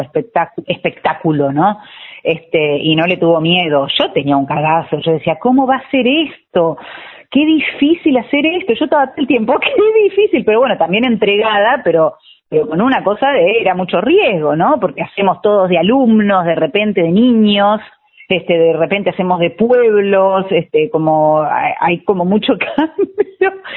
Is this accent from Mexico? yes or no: no; Trelew, Chubut, Argentina; moved away as an adult; now in Buenos Aires, Argentina; yo soy de Treleu